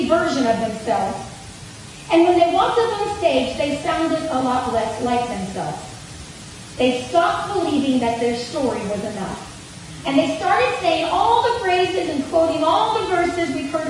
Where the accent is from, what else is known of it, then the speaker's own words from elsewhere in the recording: Gaffney, South Carolina, United States; So I grew up in Gaffney, South Carolina, which is a small town in the Piedmont area.